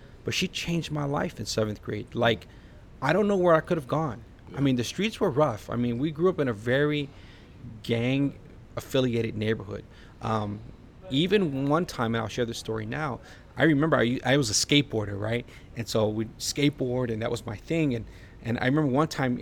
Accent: Chicago, Illinois, United States; moved away as an adult; now in South Florida, United States; I was born and raised in the inner city of Chicago.

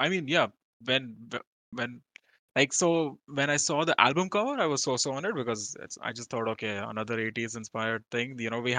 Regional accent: Australia; I'm an Australian, mate.

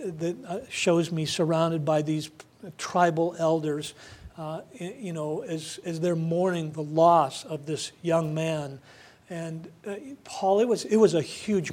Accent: United States; as an American

